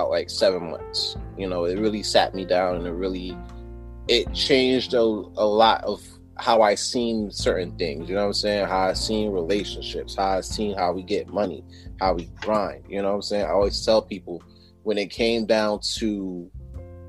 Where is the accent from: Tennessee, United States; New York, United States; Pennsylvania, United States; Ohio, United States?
New York, United States; New York City; moved away as an adult; now in Poughkeepsie, United States; originally I'm from Brooklyn. Shout out to Fort Greene.